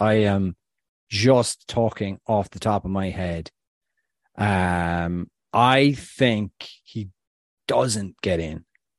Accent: Tubbercurry, County Sligo, Ireland; No, he's at Como FC in Serie B with a local lad from where I come from Tobacurry.

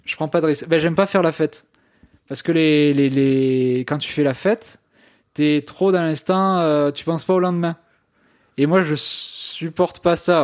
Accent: Ariège, Occitania, France; je viens euh, d'Ariège

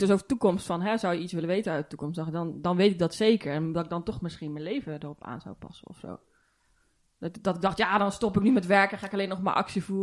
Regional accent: Netherlands; Wij als Nederlanders of zo.

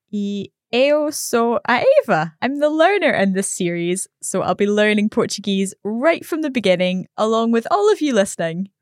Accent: Scotland, United Kingdom; I'm from Scotland.

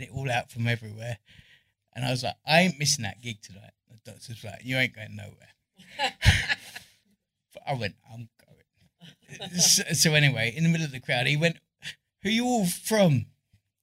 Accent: London, United Kingdom; I'm from London.

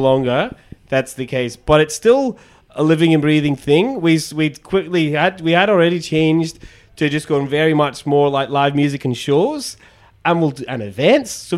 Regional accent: Scotland, United Kingdom; moved away as an adult; also born or lived in Edinburgh, Scotland; now in Sydney, Australia; I'm from Scotland, obviously originally, but I'm not from Edinburgh. But I lived in Edinburgh for 10 years

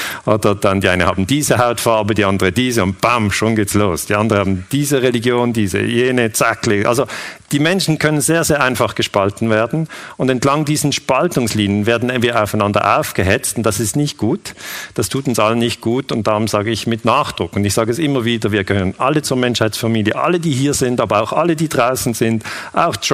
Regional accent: Switzerland; ich bin 46 Jahre alt, ich bin Historiker, ich bin Friedensforscher, ich komme aus der Schweiz

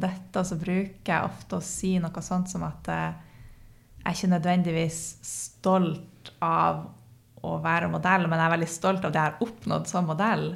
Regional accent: Northern Norway, Norway; en ekte nordlending

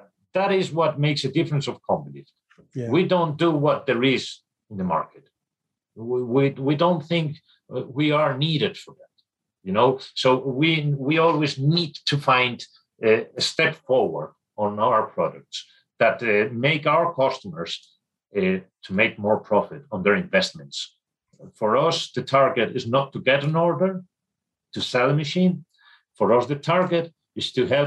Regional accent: Spain; I am from Spain. I was educated in Spain

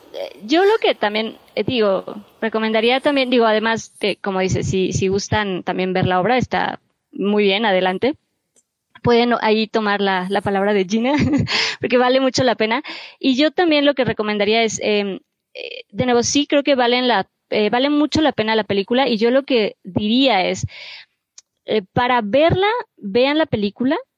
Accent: Mexico; como mexicanos

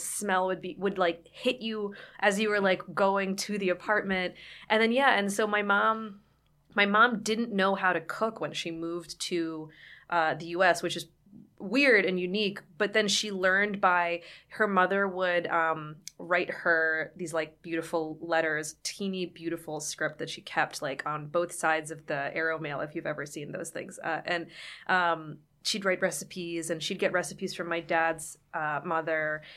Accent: Somerset, Pennsylvania, United States; moved away; I was born and raised there

